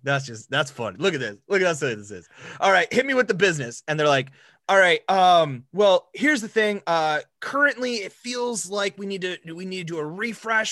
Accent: Rapid City, South Dakota, United States; I grew up in Rapid City, South Dakota

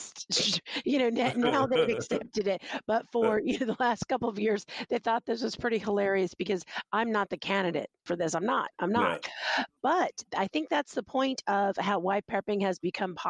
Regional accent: Texas, United States; now in New York City, United States; I'm from Texas. You know, I was born in Texas.

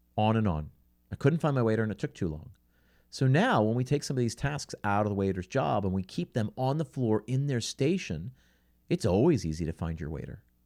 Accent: outside of Philadelphia, Pennsylvania, United States; I grew up outside of Philadelphia

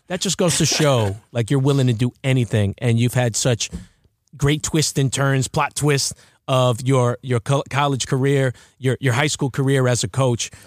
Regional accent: Baldwin, New York, United States; I'm from Baldwin

